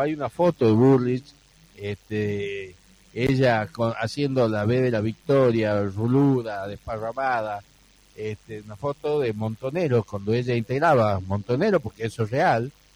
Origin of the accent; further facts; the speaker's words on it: Embarcación, Salta, Argentina; mi pueblo natal, de embarcación